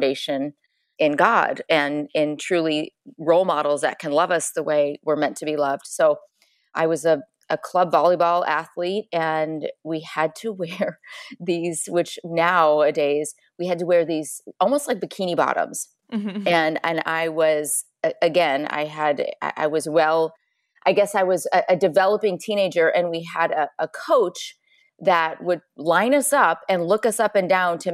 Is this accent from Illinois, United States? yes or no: yes; Chicago, Illinois, United States; I grew up in Chicago, small farm town, two brothers, athlete